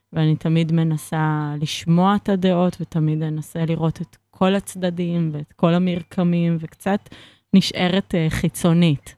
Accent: Israel; כי אני מכאן

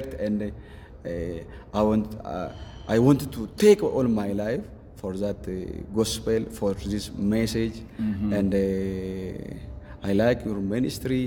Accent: Bedele, Oromia, Ethiopia; my hometown Bedele

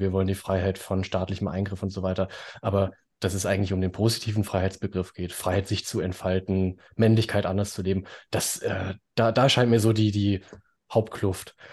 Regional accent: Baden-Württemberg, Germany; bei uns in Baden-Württemberg

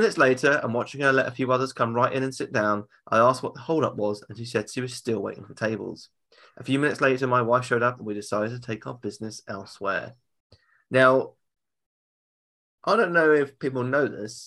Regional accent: United Kingdom; I'm British.

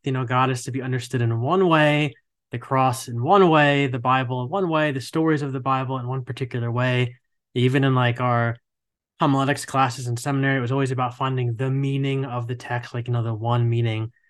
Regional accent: New Jersey, United States; now in Charlotte, United States; I grew up in New Jersey and, like, right outside of New York City

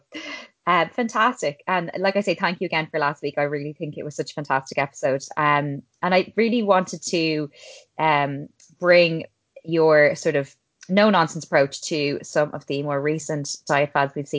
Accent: Ireland; I'm an Irish girl

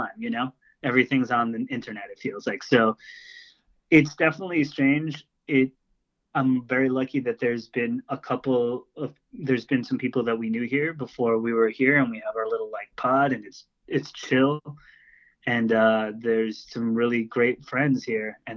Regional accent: Long Island, New York, United States; now in Asbury Park area, New Jersey, United States; I grew up on Long Island in a pretty fucked up place

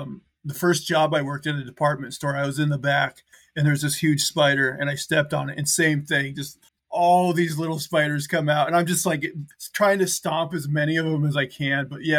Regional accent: Montana, United States; Okay, AJ, my home state of Montana, rugged Montana.

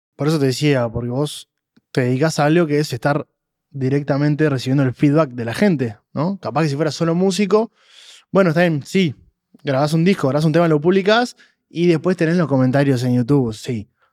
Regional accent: Uruguay; Yo soy uruguayo

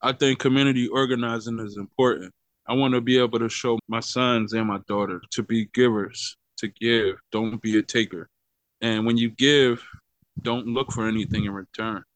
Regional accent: Philadelphia, Pennsylvania, United States; moved away as an adult; now in Wichita, United States; I'm originally from Philadelphia, Pennsylvania

